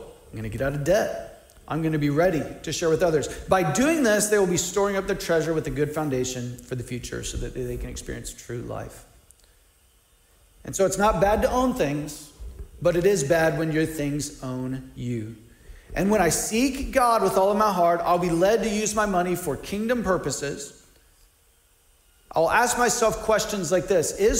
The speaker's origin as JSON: {"language": "English", "country": "United States", "said": "I'm an American, even though my family lives on one income"}